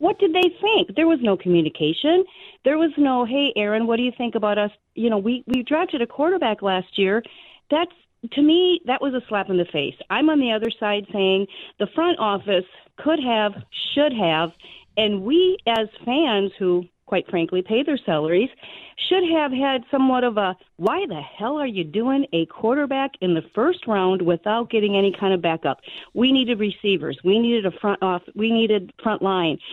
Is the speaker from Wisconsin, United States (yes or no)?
yes; Wisconsin, United States; now in Illinois, United States; born and raised in Wisconsin